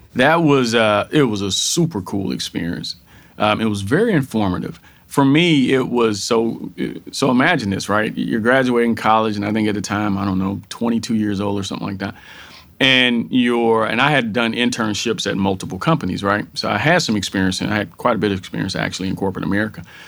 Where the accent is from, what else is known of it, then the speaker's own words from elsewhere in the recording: Texas, United States; born and raised in Texas. So I am a Texan through and through